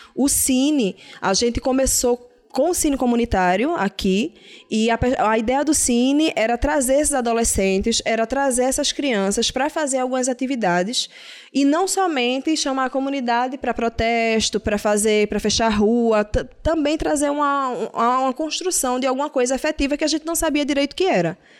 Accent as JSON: {"language": "Portuguese", "town": "Recife", "region": "Pernambuco", "country": "Brazil", "said": "eu não sou daqui do Ibura, eu sou da Guabiraba"}